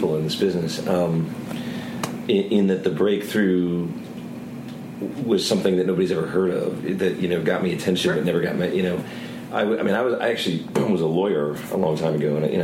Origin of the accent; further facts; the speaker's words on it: Cleveland, Ohio, United States; moved away as an adult; I'm from the Cleveland area originally